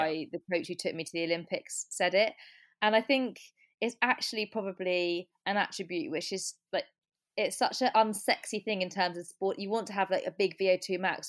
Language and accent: English; Cornwall, South West England, United Kingdom; I grew up in Cornwall